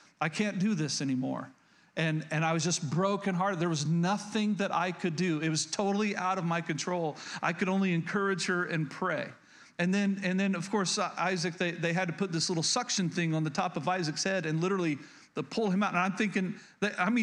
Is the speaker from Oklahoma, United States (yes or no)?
yes; Oklahoma, United States; moved away; I was born and raised in Oklahoma